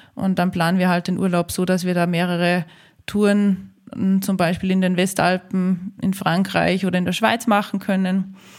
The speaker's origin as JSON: {"language": "German", "country": "Austria", "said": "bei uns in Österreich"}